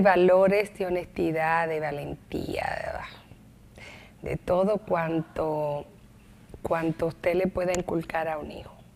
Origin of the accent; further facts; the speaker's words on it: Santo Domingo, Distrito Nacional, Dominican Republic; Yo nací en la capital, pero mi padre nació en el Ceibo y se crió en Barahona